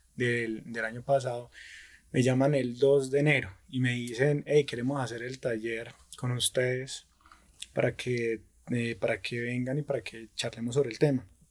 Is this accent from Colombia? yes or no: yes; Pereira, Risaralda, Colombia; now in Dosquebradas, Colombia; yo soy de Pereira, ¿cierto? Vivo actualmente en Dos Quebradas